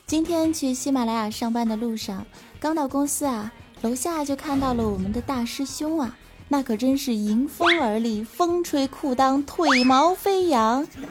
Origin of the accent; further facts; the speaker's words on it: China; 我们中国人啊，讲究一个经久银时